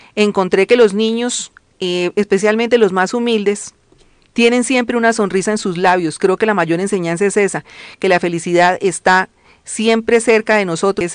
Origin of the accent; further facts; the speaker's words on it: Colombia; como colombianos